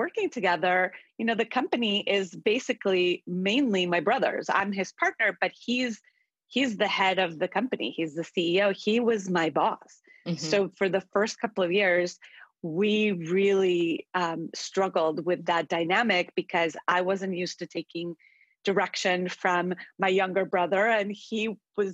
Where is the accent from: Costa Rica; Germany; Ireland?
Costa Rica; now in United States; we grew up in Costa Rica eating very healthy food